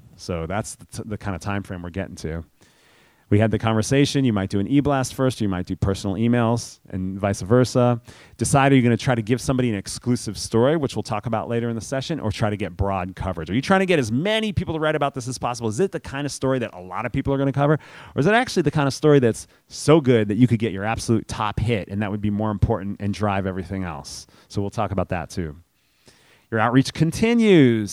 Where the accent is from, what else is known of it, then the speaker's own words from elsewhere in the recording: New York City, New York, United States; I grew up in New York City.